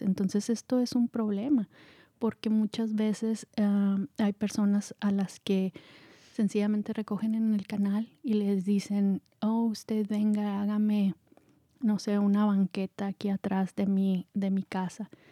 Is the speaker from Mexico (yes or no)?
yes; Mexico; moved away as an adult; also born or lived in Marin County, California; now in California, United States; yo soy mexicana